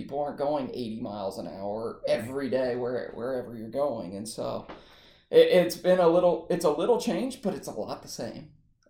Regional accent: Dayton, Ohio, United States; moved away as an adult; now in Winona Lake, United States; I was born and raised in Dayton, Ohio area, suburb there.

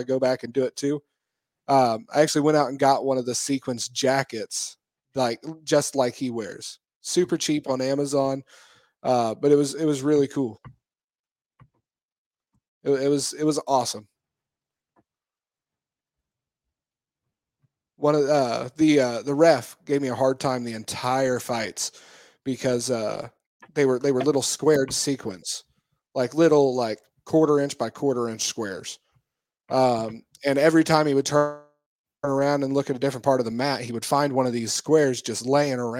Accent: Richmond, Indiana, United States; moved away; my hometown

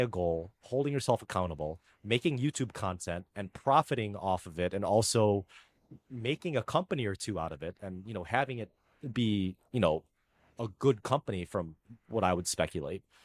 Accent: United States; first language Filipino; English is a second language; I'm an American

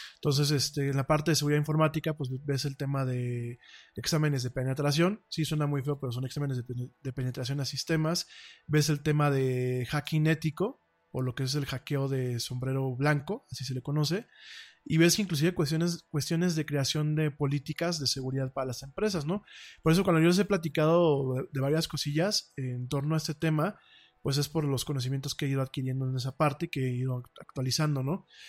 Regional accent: Mexico; aquí en México

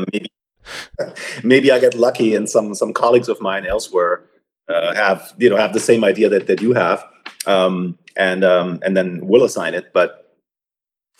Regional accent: Germany; moved away as an adult; also born or lived in Munich, Germany; now in United States; I grew up in Germany. I did my undergrad equivalent, so to speak, at the University of Munich. I was there for 8 semesters before I came to the US.

